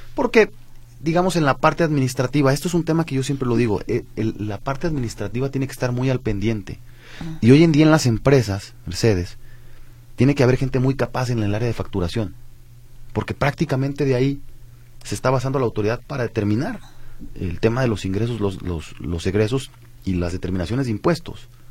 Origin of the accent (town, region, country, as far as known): Mexico